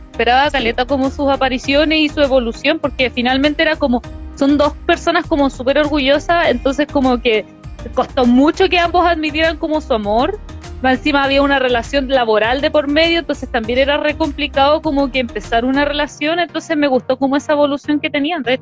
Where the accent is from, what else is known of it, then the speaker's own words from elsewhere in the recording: Chile; Pero si somos de Chile, no somos de México.